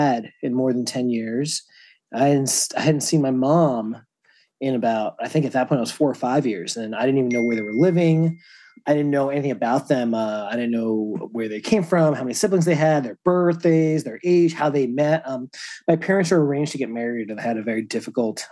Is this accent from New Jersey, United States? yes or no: yes; New Jersey, United States; also born or lived in Lowell, Massachusetts; I was born in Lowell, Massachusetts. I mostly grew up in New Jersey. I moved to New Jersey when I was like 3 or 4